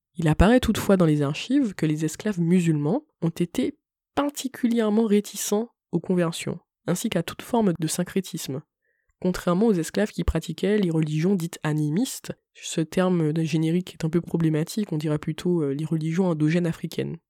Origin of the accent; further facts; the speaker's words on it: Martinique; je suis une Martiniquaise